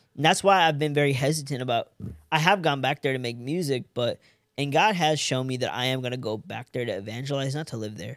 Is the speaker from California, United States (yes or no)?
yes; California, United States; moved away as an adult; also born or lived in San Diego / Los Angeles; now in Fort Worth, United States; I'm an Indian from California